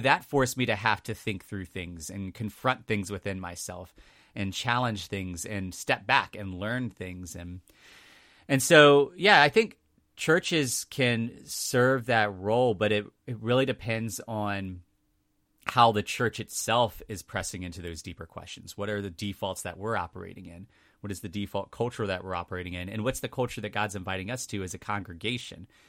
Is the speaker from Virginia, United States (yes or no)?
yes; two counties up from Richmond, Virginia, United States; now in Richmond, United States; it was just two counties up from Richmond. So, I was close to Richmond.